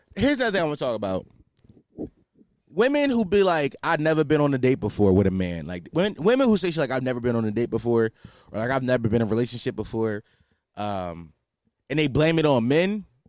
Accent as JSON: {"language": "English", "town": "Philadelphia", "region": "Pennsylvania", "country": "United States", "said": "I'm from Philadelphia"}